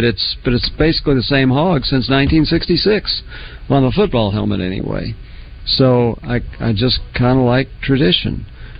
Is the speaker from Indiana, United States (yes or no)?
no; Oklahoma, United States; moved away; I grew up in Oklahoma